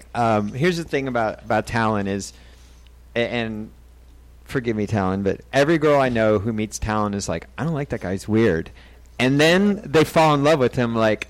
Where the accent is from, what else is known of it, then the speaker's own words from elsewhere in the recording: Boston, Massachusetts, United States; moved away; I'm from Boston.